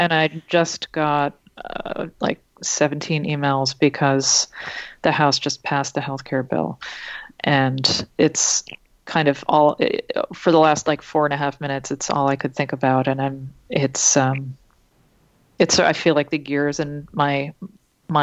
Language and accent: English; Boston, Massachusetts, United States; growing up in Boston, which is a very white place